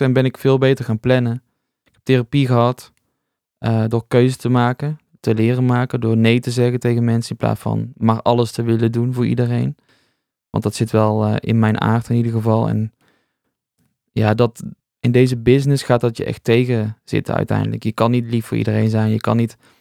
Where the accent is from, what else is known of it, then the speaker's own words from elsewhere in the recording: North Brabant, Netherlands; moved away as an adult; also born or lived in Rotterdam; now in 's-Hertogenbosch, Netherlands; ik ben een Brabander, dus ik wilde eigenlijk weer terug